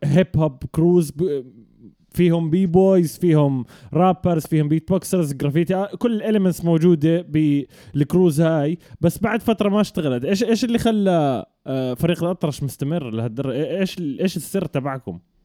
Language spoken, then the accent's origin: Arabic; Jordan; المنطقه انا حتى اللي تربيت فيها مع اني انا اردني اردني فلسطيني